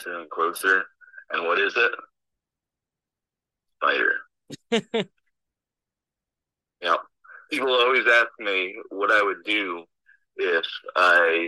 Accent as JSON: {"language": "English", "region": "New Jersey", "country": "United States", "said": "I'm from New Jersey"}